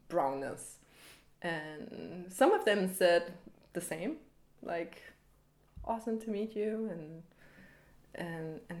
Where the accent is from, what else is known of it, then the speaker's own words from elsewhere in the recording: Copenhagen, Capital Region of Denmark, Denmark; also born or lived in Paris; I'm 30 years old. I'm from Copenhagen. I am half American, half Danish.